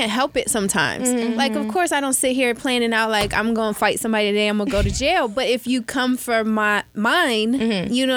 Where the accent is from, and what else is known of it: Cincinnati, Ohio, United States